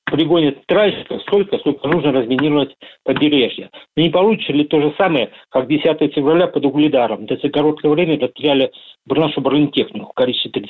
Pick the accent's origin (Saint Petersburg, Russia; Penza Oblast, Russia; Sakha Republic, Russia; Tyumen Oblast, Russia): Saint Petersburg, Russia; Сейчас на данный момент нахожусь в родном городе Петербург